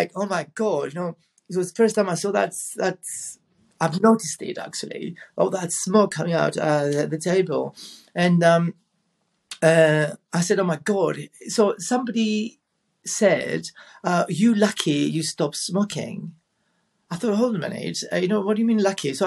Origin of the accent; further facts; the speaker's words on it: Rhodes, South Aegean, Greece; I was in my hometown in Rhodes